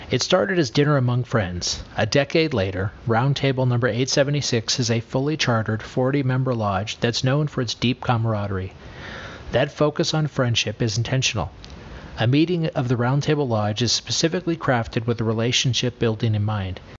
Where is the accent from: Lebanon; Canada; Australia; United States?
Lebanon; I'm from Lebanon.